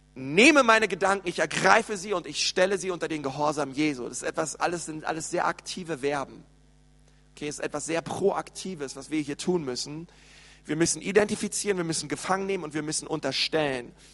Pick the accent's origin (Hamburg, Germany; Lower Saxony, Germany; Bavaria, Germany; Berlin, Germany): Berlin, Germany; ich bin in Berlin aufgewachsen